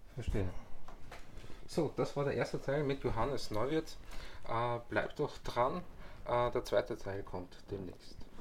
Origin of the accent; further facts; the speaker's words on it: Vienna, Austria; ich bin halt in Wien geboren